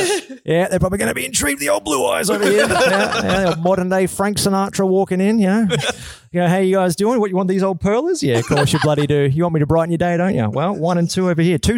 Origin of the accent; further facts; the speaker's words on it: Australia; moved away; also born or lived in Vancouver; I grew up in Australia